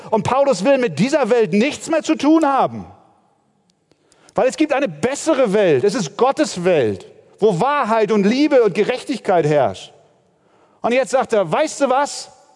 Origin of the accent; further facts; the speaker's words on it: Germany; bei uns in Deutschland